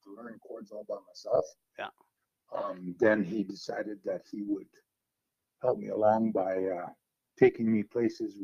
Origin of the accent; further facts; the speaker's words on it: Dawson Creek, British Columbia, Canada; also born or lived in Fort Nelson, British Columbia; now in Hines Creek, Canada; at 5 and a half, my dad remarried and I went back to Dawson Creek. And then when I was 13, we went to Fort Nelson.